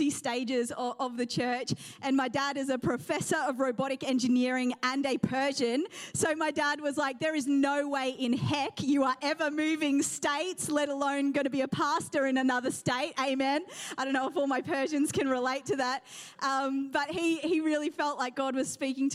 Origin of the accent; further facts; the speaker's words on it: New Zealand; also born or lived in England; now in Australia; I was raised in New Zealand